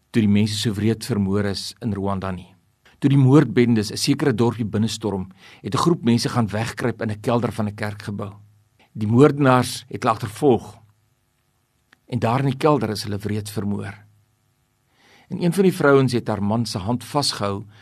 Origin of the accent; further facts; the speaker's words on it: South Africa; ons is mos hier in Suid-Afrika grootgemaak